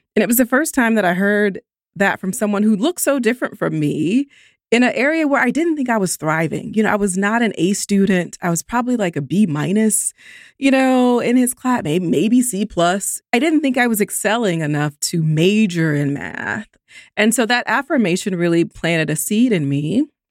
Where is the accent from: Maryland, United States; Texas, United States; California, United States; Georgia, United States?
Georgia, United States; Columbus; I grew up in Columbus, Georgia